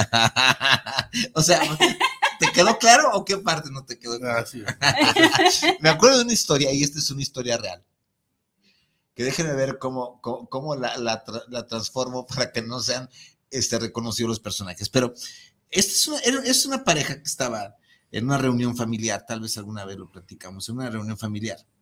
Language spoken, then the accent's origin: Spanish; Mexico; los mexicanos éramos los más celosos del planeta